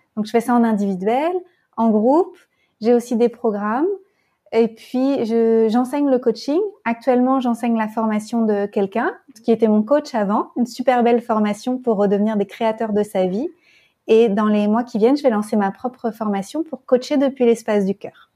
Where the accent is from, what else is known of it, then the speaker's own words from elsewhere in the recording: France; now in Berlin, Germany; je suis française et je me sens appartenir de partout